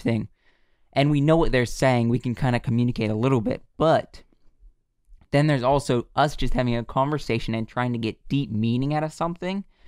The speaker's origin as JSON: {"language": "English", "country": "United States", "said": "we're from America"}